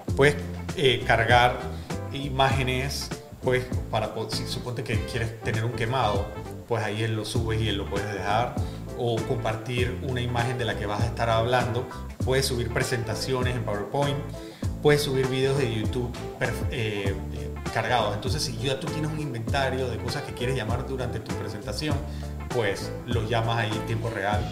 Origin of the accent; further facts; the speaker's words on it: Panama; somos todos panameños